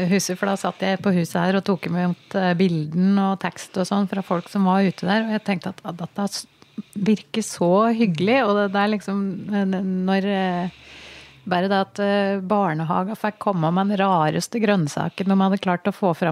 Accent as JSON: {"language": "Norwegian", "region": "Innlandet", "country": "Norway", "said": "Jeg kjente i hvert fall veldig på det da, at jeg er fra Toten, altså."}